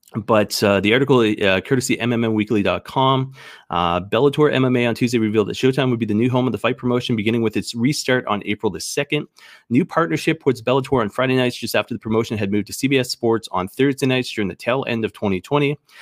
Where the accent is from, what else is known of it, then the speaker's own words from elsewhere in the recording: Canada; I'm proud Canadian